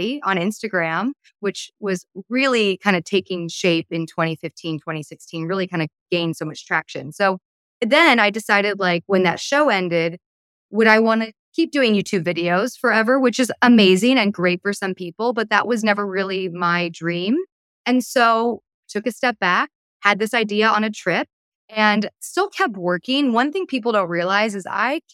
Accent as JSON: {"language": "English", "town": "Palos Verdes", "region": "California", "country": "United States", "tie": "born or raised there", "also_born_or_lived": "East Coast", "said": "So I'm from Palos Verdes, California, which is like a beautiful beach town on the southern tip of Los Angeles. And I'm originally from the East Coast, but really like my growing up was in PV"}